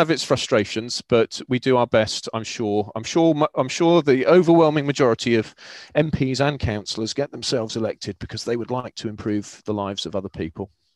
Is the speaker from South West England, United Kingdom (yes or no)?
yes; Cornwall, South West England, United Kingdom; I grew up in Cornwall.